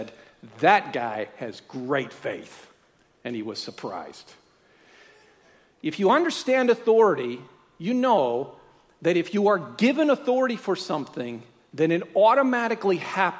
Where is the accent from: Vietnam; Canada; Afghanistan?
Canada; now in Australia; I live here under the power of the Australian Constitution, but I'm a Canadian.